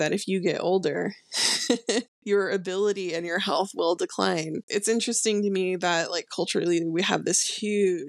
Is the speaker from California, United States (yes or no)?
yes; Bay Area, California, United States; I was born and raised in California and was a total, like, typical Bay Area, you know, they call us, like, crunchy granola type person